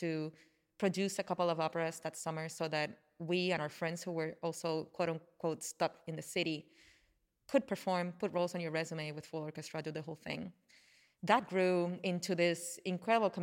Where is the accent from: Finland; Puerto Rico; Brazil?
Puerto Rico; accent: Puerto Rican; first language Spanish; English is a second language; I say zarzuela with my Puerto Rican accent